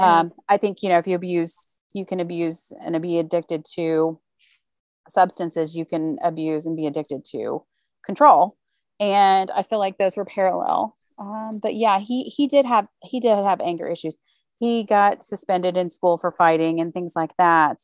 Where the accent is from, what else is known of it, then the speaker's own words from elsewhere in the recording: Memphis, Tennessee, United States; moved away as an adult; I grew up in Memphis, Tennessee, to two loving parents